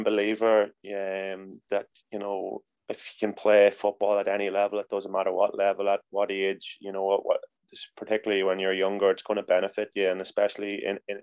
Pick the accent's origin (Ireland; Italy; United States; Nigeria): Ireland; Monaghan, Ulster; Monaghan United was my hometown club